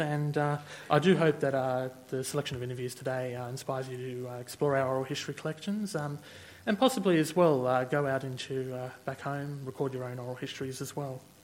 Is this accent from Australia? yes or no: yes; Sydney, New South Wales, Australia; now in Canberra, Australia; I was born and raised in Sydney uh, and grew up uh, around uh, there and then moved here to Canberra.